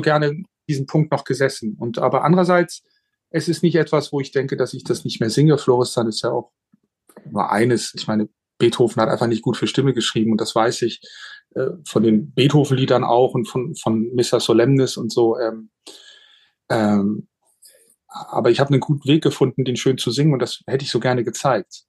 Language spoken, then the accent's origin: German; Hamburg, Germany; now in Switzerland; meine Heimatstadt. Ähm, weil ich ja jetzt in der Schweiz wohne